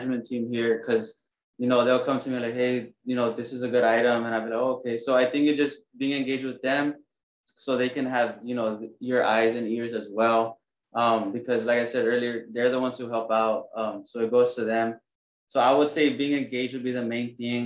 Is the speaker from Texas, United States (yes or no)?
yes; San Juan, Texas, United States; now in Corpus Christi, United States; I'm originally from the Rio Grande Valley, San Juan